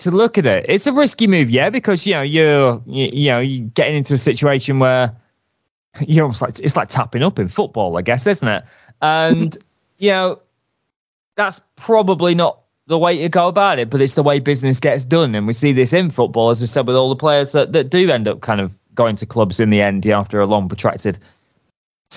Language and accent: English; United Kingdom; I'm a Brit abroad